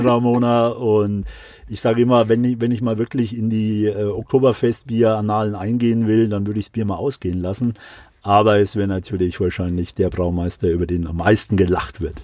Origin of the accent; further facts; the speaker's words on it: Würzburg, Bavaria, Germany; moved away as an adult; now in Munich, Germany; Ich komme äh, ursprünglich aus Würzburg, also eher eine Weingegend, Unterfranken